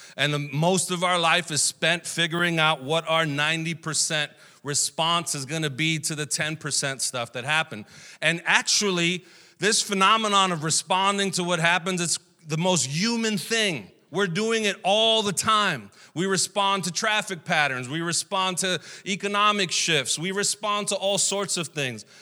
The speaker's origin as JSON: {"language": "English", "town": "New York City", "region": "New York", "country": "United States", "tie": "born or raised there", "also_born_or_lived": "Puerto Rico", "said": "we came back to New York, uh, and I grew up here in Brooklyn during the eighties and nineties"}